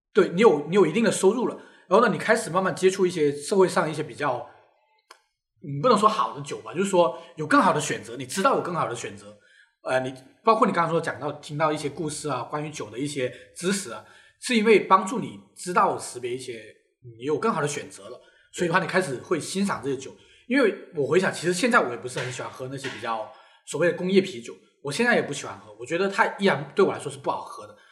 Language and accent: Chinese; Guangdong, China; 首先我就是一个不吃蛇的广东人，我非常地害怕蛇